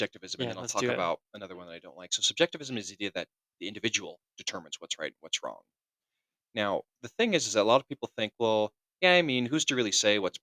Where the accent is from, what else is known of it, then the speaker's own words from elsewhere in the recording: California, United States; I'm an American. I'm from the Western United States, from California